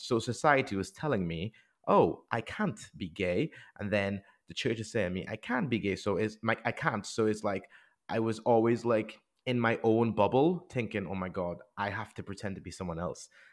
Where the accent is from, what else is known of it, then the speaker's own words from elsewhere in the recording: Trinidad & Tobago; now in England; when I grew up in the Caribbean